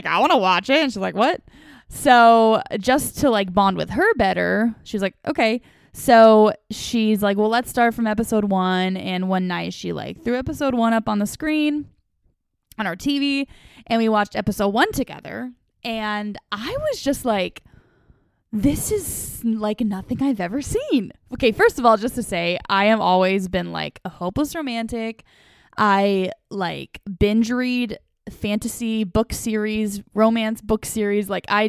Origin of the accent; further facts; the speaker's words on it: the West, United States; And like I already said, I grew up in the West.